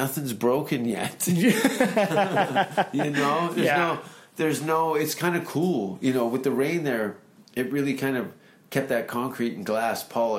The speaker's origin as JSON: {"language": "English", "town": "Hamilton", "region": "Ontario", "country": "Canada", "tie": "born or raised there", "said": "that's my hometown."}